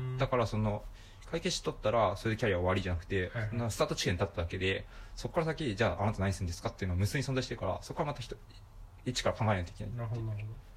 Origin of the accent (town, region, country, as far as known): Yokohama, Kanagawa, Japan; born or raised there